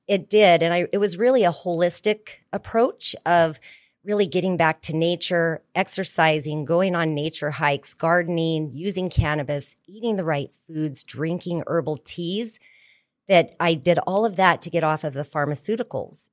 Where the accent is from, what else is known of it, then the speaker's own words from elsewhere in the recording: New Mexico, United States; I was born and raised in New Mexico in the Four Corners area.